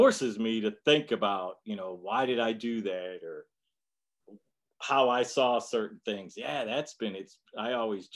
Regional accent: Detroit, Michigan, United States; growing up in Detroit

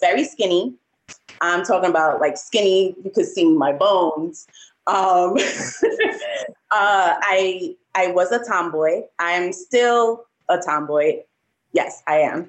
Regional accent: New York City, New York, United States; I'm from the Bronx. Yes, I was born and raised in New York, the Bronx.

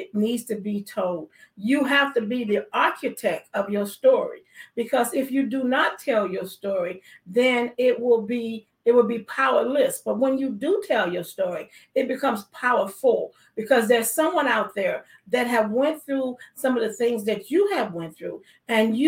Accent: Chicago, Illinois, United States; I am from Chicago

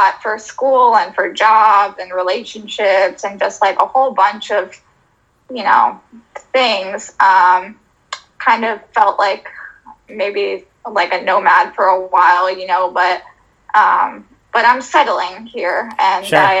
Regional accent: Florida, United States; now in Philadelphia, United States; I'm originally from Florida.

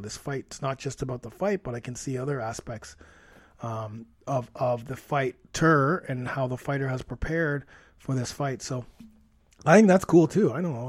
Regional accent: Toronto, Ontario, Canada; I'm from Toronto, Canada, so that's where I'm at right now. I still am here in the T dot.

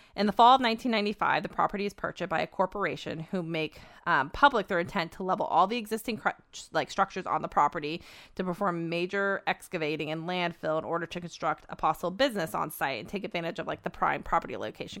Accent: Petaluma, California, United States; my hometown of Petaluma, California

